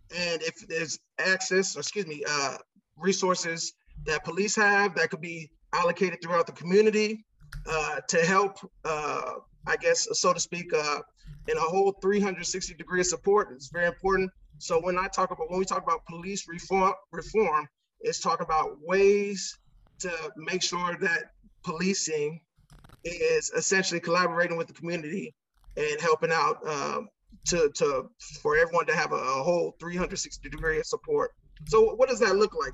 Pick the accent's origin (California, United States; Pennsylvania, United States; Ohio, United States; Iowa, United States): California, United States; Santa Ana; also born or lived in Chicago, Illinois; I was born in Chicago, Illinois, but spent my whole life here in Orange County, California